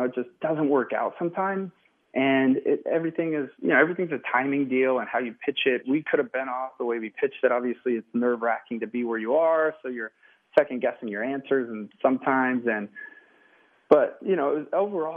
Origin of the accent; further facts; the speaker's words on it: Coeur d'Alene, Post Falls area, northern Idaho, United States; we ended up in a beautiful part of northern Idaho, Coeur d'Alene, Post Falls area